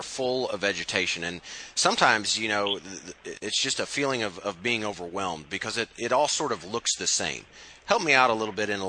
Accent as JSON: {"language": "English", "region": "Midwest", "country": "United States", "said": "being from kind of the Midwest"}